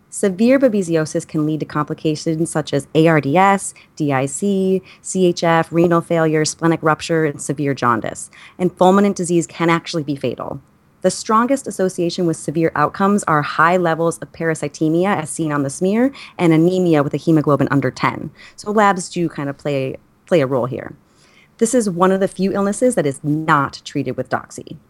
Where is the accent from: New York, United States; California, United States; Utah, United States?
New York, United States; I, as a New Yorker